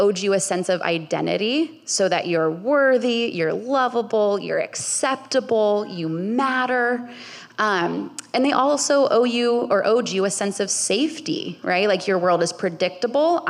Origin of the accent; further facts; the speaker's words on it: Bay Area, California, United States; I grew up in the Bay Area